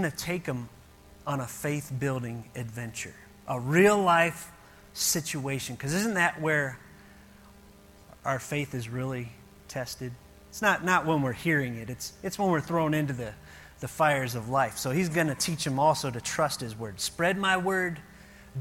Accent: Ohio, United States; moved away; we grew up in Ohio.

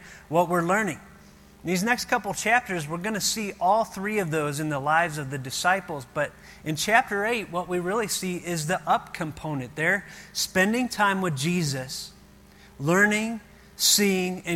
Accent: Ohio, United States; moved away; we grew up in Ohio.

